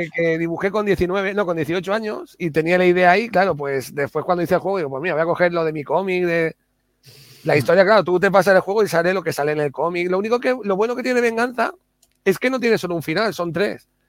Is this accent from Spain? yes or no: yes; Alicante, Valencian Community, Spain; moved away; cuando voy a Alicante, a mi pueblo, a Bonobar